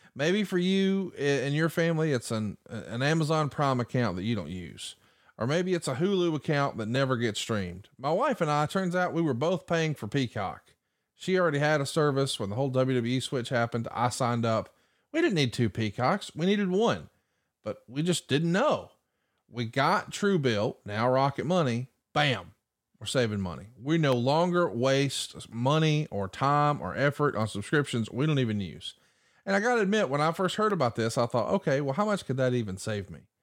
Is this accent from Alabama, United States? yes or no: yes; Alabama, United States; I'm from Alabama